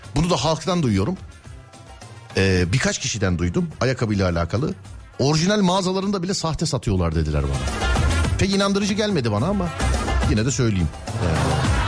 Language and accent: Turkish; Istanbul, Turkey; ben İstanbulluyum